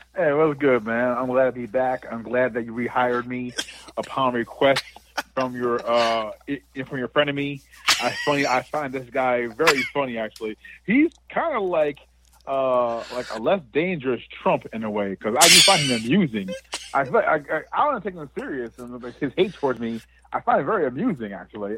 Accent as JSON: {"language": "English", "town": "Montclair", "region": "New Jersey", "country": "United States", "tie": "born or raised there", "said": "my hometown here in New Jersey, in Montclair, New Jersey"}